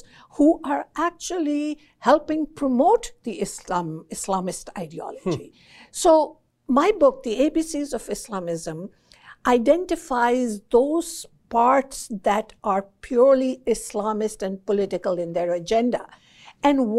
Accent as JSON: {"language": "English", "country": "Pakistan", "tie": "born or raised there", "moved": "yes", "said": "I was born in Pakistan"}